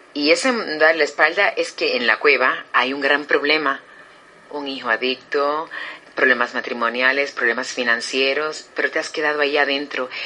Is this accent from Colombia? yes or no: no; Puerto Rico; soy puertorriqueña, nacida y criada